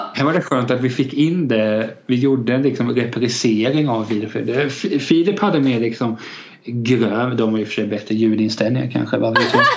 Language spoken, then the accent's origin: Swedish; Kalmar County, Sweden; Jag är uppväxt i liksom en liten fjantig kyrkby.